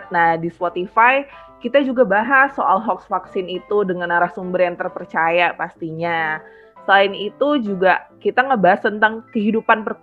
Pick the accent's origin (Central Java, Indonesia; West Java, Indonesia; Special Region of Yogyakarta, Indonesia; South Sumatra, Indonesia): West Java, Indonesia; Bekasi; now in Surabaya, Indonesia; dari UKM Kakak, Unit Kegiatan Mahasiswa Kerohanian Katolik. Aku dari FISIP, Prodi Ilmu Komunikasi, Angkatan 2020, dan asalnya dari hmm. Bekasi.